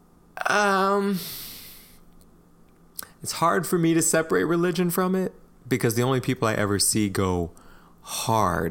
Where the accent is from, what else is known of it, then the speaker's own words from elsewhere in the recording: Missouri, United States; That's my home state of Missouri